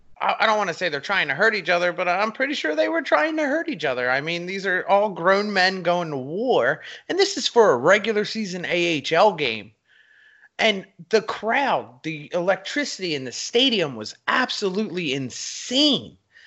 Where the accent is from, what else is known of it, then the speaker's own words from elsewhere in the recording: Philadelphia, Pennsylvania, United States; I'm from Philly, well, the Philly area.